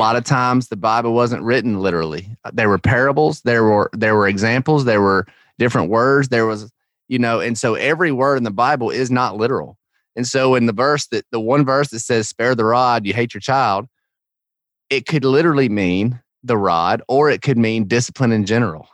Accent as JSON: {"language": "English", "region": "Georgia", "country": "United States", "tie": "born or raised there", "said": "I grew up in Georgia in the South"}